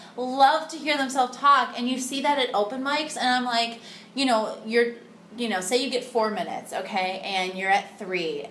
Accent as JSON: {"language": "English", "town": "Cleveland", "region": "Ohio", "country": "United States", "tie": "born or raised there", "moved": "as an adult", "lives_now": "Chicago, United States", "said": "I'm from like the suburbs of Cleveland"}